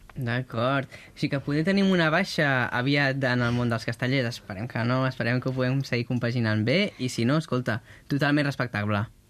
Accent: Catalonia, Spain; com som els catalans

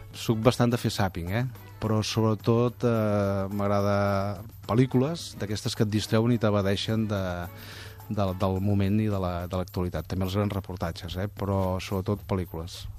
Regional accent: Parets del Vallès, Catalonia, Spain; Parets té una cosa que no té cap altre poble del món, que és que és on he nascut, eh, on he crescut, on visc

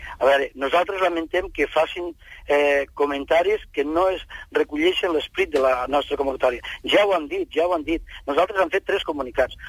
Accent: Catalonia, Spain; som de Catalunya i som d'Espanya, som espanyols i catalans

